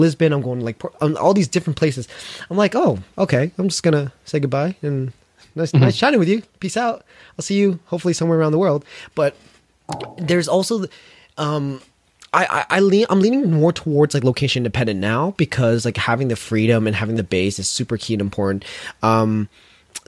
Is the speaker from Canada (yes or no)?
yes; London, Ontario, Canada; my hometown, London, Ontario